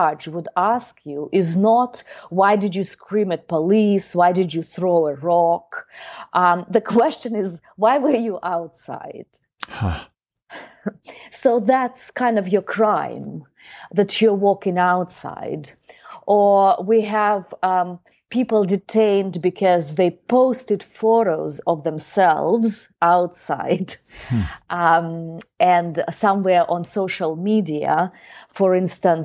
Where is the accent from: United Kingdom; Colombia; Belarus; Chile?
Belarus; we grew up in Eastern Europe